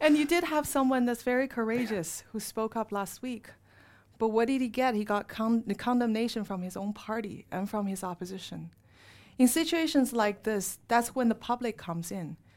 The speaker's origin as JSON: {"language": "English", "country": "China", "tie": "born or raised there", "moved": "yes", "said": "I was raised in Chinese com, um, elite communist family, because my father was a communist member, and my mother, uh, she was a professor in China"}